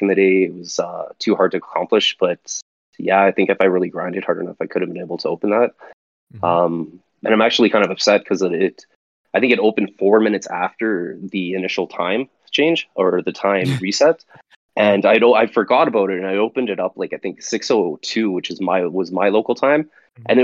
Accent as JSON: {"language": "English", "town": "Calgary", "region": "Alberta", "country": "Canada", "said": "I'm from Calgary, Alberta, Canada"}